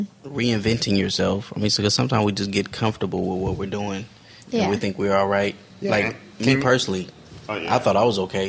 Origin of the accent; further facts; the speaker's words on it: Inglewood, California, United States; I'm from Inglewood